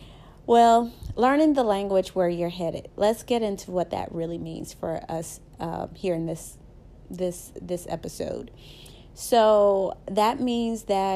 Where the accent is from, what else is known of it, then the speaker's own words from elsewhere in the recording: the South, United States; accent: Southern; So I'm a Southern girl, as you can tell by my accent. I am very Southern